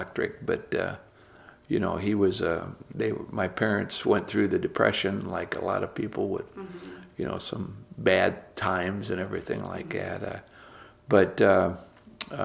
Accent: Fort Wayne, Indiana, United States; I was born and raised right here in Fort Wayne

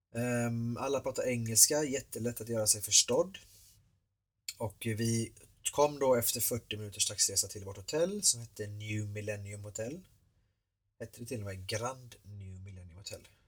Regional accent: Sweden; här hemma i Sverige

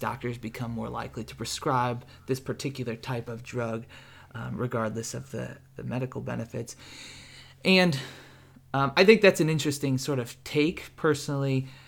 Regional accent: St. Louis, Missouri, United States; I'm from the Midwest, from Saint Louis, Missouri

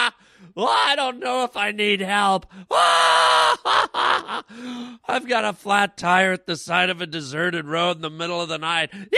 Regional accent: Canada; born or raised there; now in United States

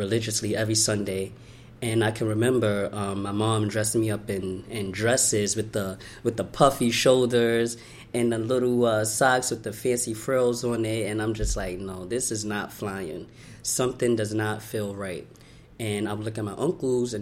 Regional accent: New York City, New York, United States; I was born in Brooklyn, New York. I was born here

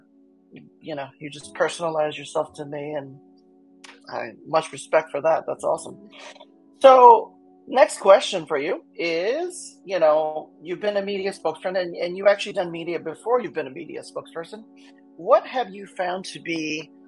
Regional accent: New Orleans, Louisiana, United States; also born or lived in New York City; now in Seattle, United States; I'm from New Orleans. I've lived in New York City. I've lived in Seattle now for, you know, this is 12 years now

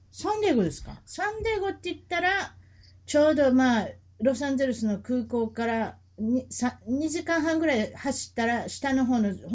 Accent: Yokohama, Kanagawa, Japan; now in San Diego, United States; 神奈川県横浜市の出身はい浜っ子です

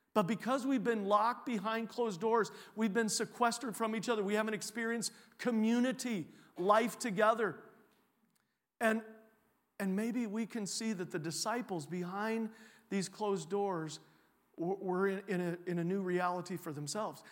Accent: Champaign County, Illinois, United States; moved away as an adult; also born or lived in Iowa / Texas / Europe; now in Cedar Rapids, United States; I was originally from Champaign County, Illinois, so I'm a Illini fan

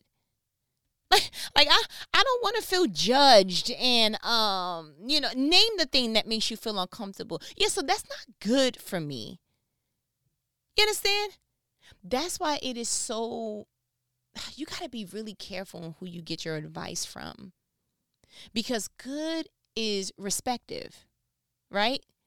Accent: New York, United States; I'm from New York

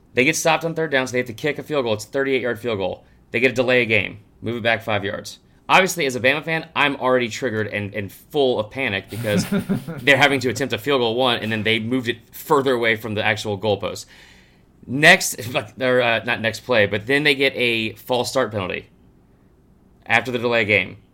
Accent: Stone Mountain, Georgia, United States; growing up in Stone Mountain

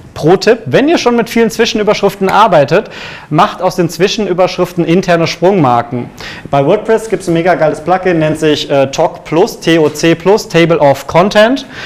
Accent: Cologne, North Rhine-Westphalia, Germany; ich bin unabhängiger SEO-Berater, gebürtig aus Köln

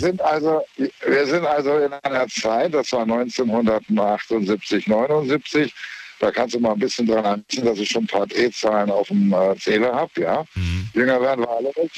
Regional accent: Lübeck, Schleswig-Holstein, Germany; now in Saarbrücken, Germany; ursprünglich aus Lübeck

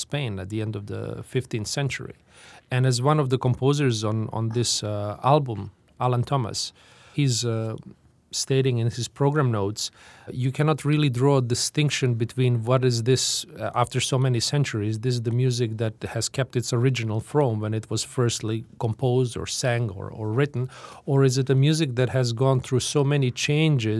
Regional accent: Tuzla, Federation of Bosnia and Herzegovina, Bosnia & Herzegovina; my hometown of Tuzla

